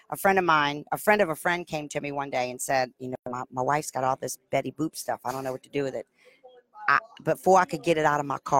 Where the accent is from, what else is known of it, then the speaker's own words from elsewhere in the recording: New Orleans, Louisiana, United States; I'm from New Orleans.